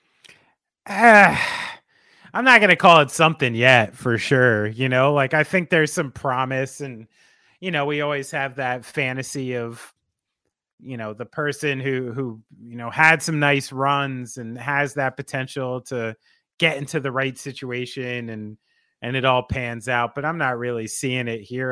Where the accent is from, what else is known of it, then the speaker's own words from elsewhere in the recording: New Jersey, United States; I'm from New Jersey